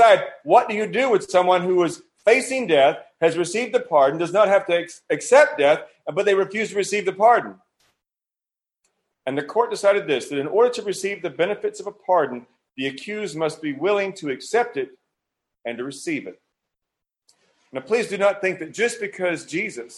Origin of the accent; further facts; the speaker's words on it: United States; moved away; I'm not from here. I was born in America